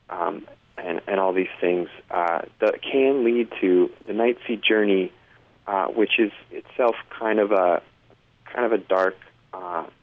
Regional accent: Denver, Colorado, United States; also born or lived in New York City; I {S1} hadn't been in back home in in my {S0} home state of {S1} Colorado and in the city of Denver for more than 40 minutes

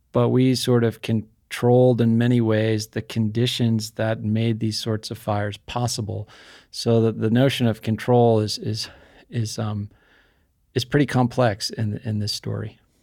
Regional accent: New Hampshire, United States; I grew up in New Hampshire

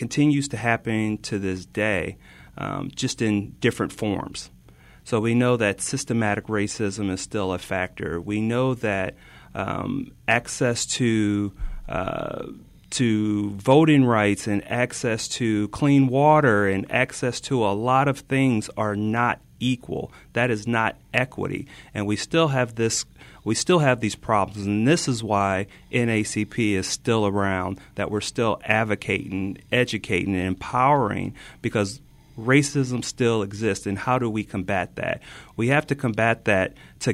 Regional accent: Illinois, United States; moved away as an adult; also born or lived in the South; I'm originally from the Midwest in Illinois

